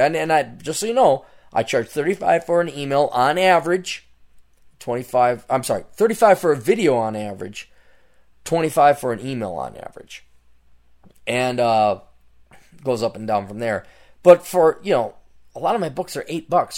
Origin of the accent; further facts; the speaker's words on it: Portland, Oregon, United States; I'm from Portland